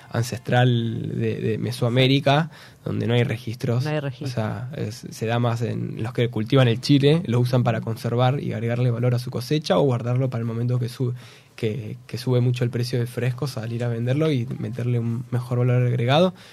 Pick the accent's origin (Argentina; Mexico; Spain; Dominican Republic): Argentina